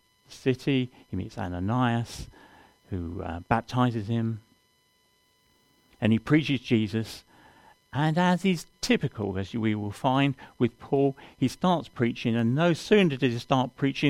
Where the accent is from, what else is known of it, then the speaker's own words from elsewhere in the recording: London, United Kingdom; moved away; I come from London originally